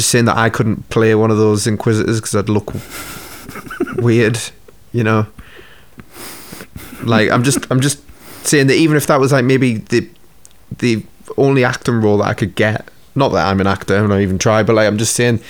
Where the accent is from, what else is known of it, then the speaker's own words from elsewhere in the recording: Newcastle upon Tyne, North East England, United Kingdom; accent: Geordie; my accent. So Geordie